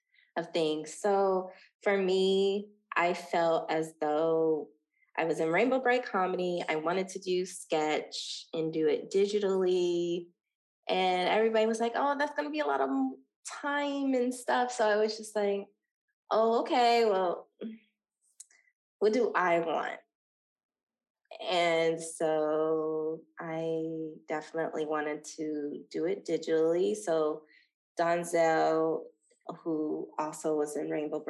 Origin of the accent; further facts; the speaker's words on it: Dayton, Ohio, United States; moved away as an adult; now in Los Angeles, United States; Dayton, Ohio is building a humongous film studio in my hometown